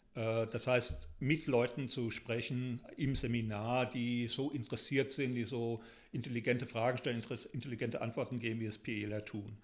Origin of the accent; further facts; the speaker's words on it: Germany; moved away as an adult; now in Taunus, Germany; Ich bin im Spessart und Odenwald aufgewachsen, lebe jetzt eben äh, im Taunus